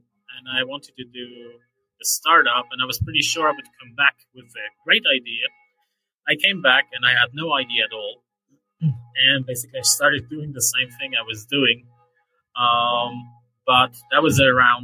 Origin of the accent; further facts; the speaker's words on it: Switzerland; So I'm from Switzerland. I'm actually sitting outside a church here in Switzerland somewhere